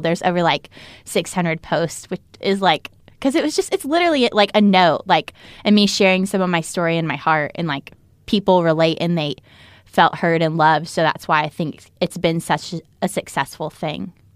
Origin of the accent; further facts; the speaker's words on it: North Carolina, United States; I was from North Carolina